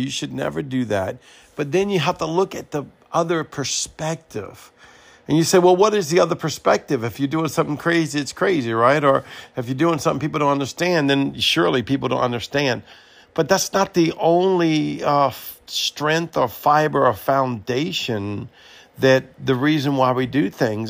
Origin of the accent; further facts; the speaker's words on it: Louisiana, United States; moved away as an adult; also born or lived in Mobile, Alabama; I am from Louisiana